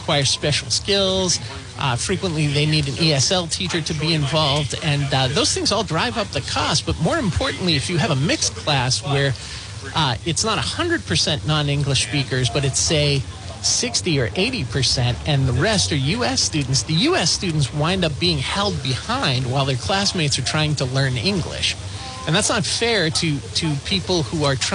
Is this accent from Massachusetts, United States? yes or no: yes; Lynn, Massachusetts, United States; I grew up in Lynn, Massachusetts, about 45 minutes away from Providence